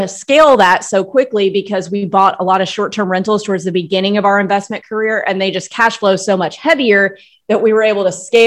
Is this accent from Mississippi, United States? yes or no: yes; Starkville, Mississippi, United States; moved away as an adult; also born or lived in Austin, Texas / Los Angeles / New York / Nashville; now in Florida panhandle, United States; I was born, grew up in Starkville, Mississippi